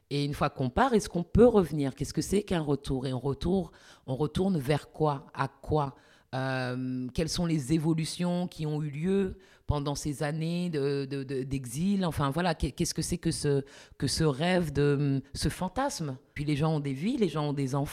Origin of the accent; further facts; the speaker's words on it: France; je suis en France et que j'ai grandi en France.